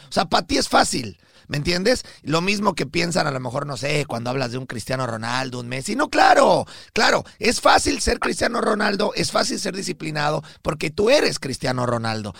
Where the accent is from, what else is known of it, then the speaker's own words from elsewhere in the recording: Mexico; Rodrigo de Obando y, yo somos mexicanos